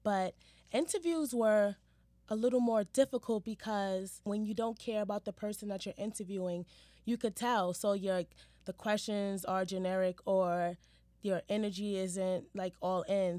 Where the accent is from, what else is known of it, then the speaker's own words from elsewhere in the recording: New York City, New York, United States; also born or lived in Harlem; Growing up in Hell's Kitchen, I feel like molded me to be the person that I am today